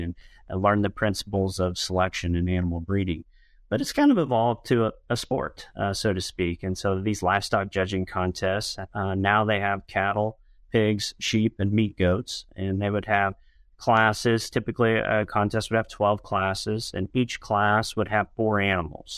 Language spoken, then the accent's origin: English; Western Illinois, United States; I grew up, uh, on a farm in Western Illinois.